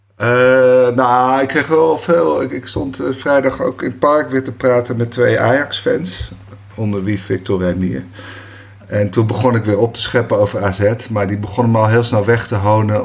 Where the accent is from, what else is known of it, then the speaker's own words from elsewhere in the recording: Bergen, North Holland, Netherlands; Ja, ik ben in Bergen geboren, 72.